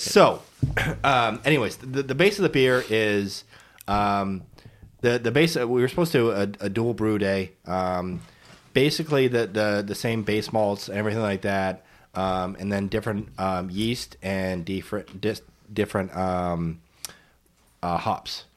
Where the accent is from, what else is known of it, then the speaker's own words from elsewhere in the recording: New England, United States; I'm from New England